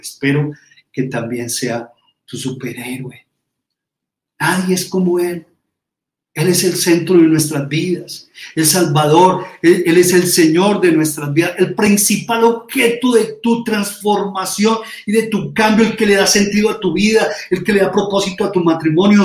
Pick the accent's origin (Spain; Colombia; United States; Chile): Colombia; nosotros, como colombianos, latinoamericanos